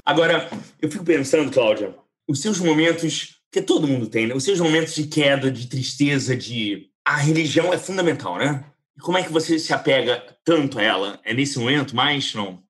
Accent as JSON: {"language": "Portuguese", "country": "Brazil", "said": "nós brasileiros somos latino-americanos."}